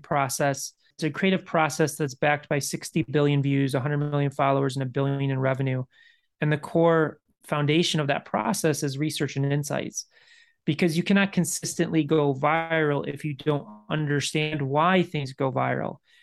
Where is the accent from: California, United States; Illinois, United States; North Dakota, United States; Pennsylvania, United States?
Illinois, United States; Chicago; moved away; I grew up in Chicago. I left Chicago